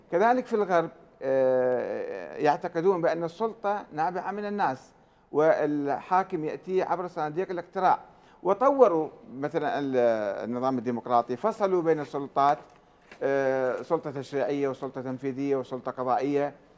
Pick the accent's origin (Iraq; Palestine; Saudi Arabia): Iraq; احنا عراقيين